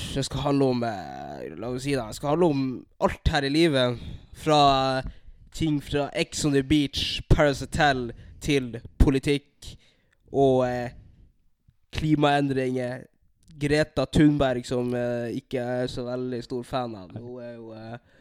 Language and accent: Norwegian; Narvik, Nordland, Norway; accent: nordlending dialect; moved away as an adult; also born or lived in Bodø / Burundi (ancestry); now in Halden, Norway; jeg er født i Bodø. Bodde her i to år. Så jeg oppvoksa i, nei, i Narvik, der jeg bodde i 13 år.